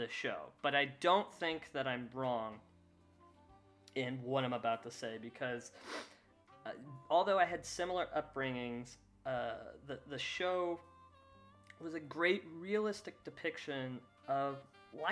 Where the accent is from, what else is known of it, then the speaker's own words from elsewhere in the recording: Kansas, United States; Growing up, I grew up in Kansas